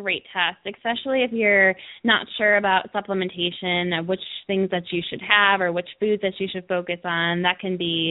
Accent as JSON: {"language": "English", "town": "Milwaukee", "region": "Wisconsin", "country": "United States", "tie": "born or raised there", "moved": "yes", "lives_now": "California, United States", "said": "where I grew up in Milwaukee, Wisconsin"}